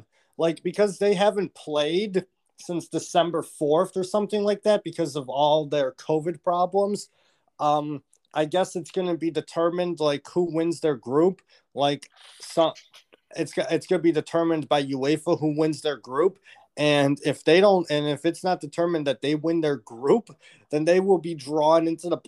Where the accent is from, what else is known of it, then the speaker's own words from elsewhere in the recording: United States; my home country, my native country